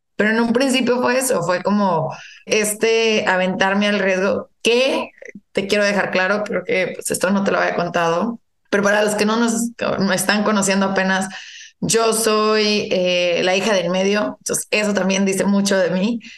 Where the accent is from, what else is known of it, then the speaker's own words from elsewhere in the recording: Saltillo, Coahuila, Mexico; moved away as an adult; also born or lived in Canada; Soy originaria de Saltillo